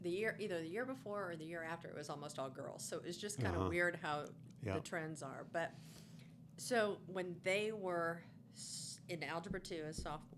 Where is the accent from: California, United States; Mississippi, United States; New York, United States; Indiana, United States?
Indiana, United States; Fort Wayne; I grew up in Fort Wayne.